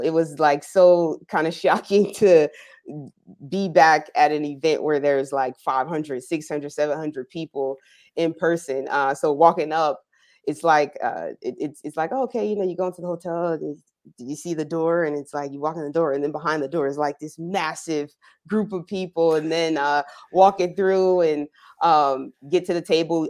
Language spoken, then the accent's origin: English; New Jersey, United States; moved away as an adult; now in Orange County, United States; I'm originally from New Jersey, so I was a, a club kid growing up.